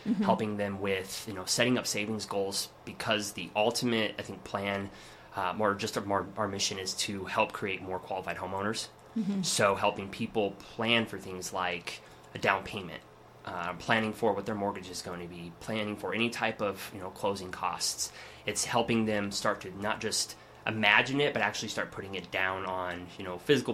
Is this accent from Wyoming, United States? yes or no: yes; Cheyenne, Wyoming, United States; I have lived, born and raised in Cheyenne.